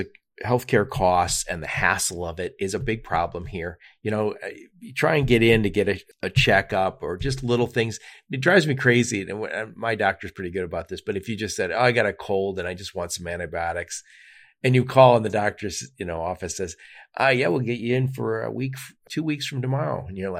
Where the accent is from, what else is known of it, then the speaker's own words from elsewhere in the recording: Dearborn, Michigan, United States; I'm from Dearborn, Michigan originally.